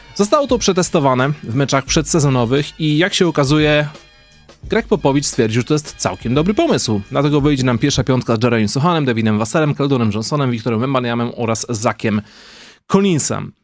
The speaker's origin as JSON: {"language": "Polish", "town": "Wołczyn", "region": "Opole Voivodeship", "country": "Poland", "moved": "yes", "said": "my z Wołczyna"}